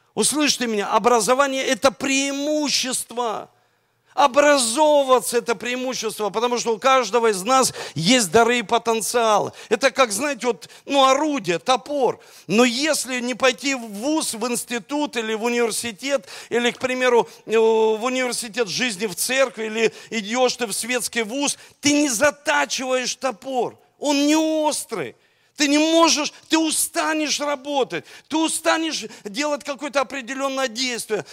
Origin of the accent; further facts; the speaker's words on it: Russia; у нас двойное гражданство – России